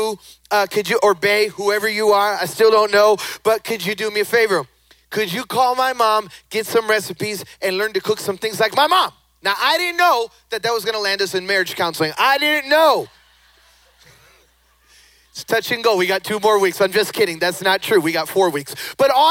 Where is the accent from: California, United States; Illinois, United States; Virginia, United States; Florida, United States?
Illinois, United States; Chicago; moved away; also born or lived in the South; I was born and raised in Chicago. Then I moved, White Sox. And then I moved to the South